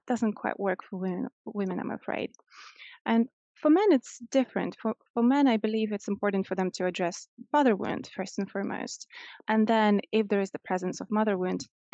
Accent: Moscow, Russia; moved away as an adult; now in London, United Kingdom; I'm originally from Russia and I grew up in Moscow. So first 25 years of my life, I spent there

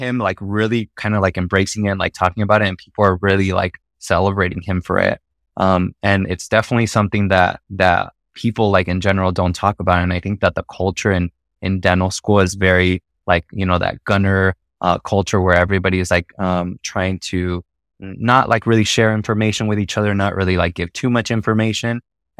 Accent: Mexico; accent: Mexican; my Mexican accent is coming out a little bit.

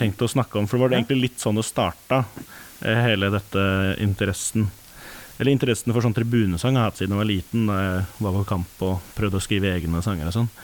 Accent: Norway; vi som nordmenn

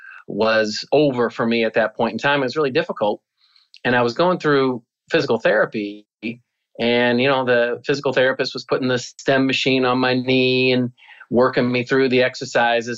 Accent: Cedar Rapids, Iowa, United States; I grew up in Cedar Rapids, Iowa, which is a very blue-collar town.

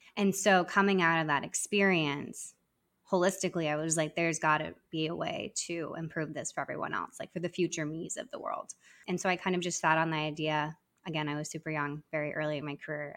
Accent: Arizona, United States; moved away as an adult; now in New York City, United States; I'm originally from Arizona

